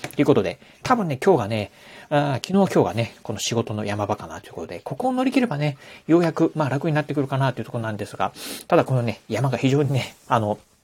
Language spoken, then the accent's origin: Japanese; Okayama, Japan; 地元岡山